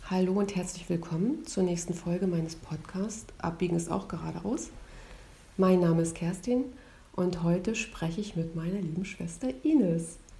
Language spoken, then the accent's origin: German; near Stralsund, Mecklenburg-Vorpommern, Germany; Wir sind in Norddeutschland aufgewachsen, in der Nähe von Stralsund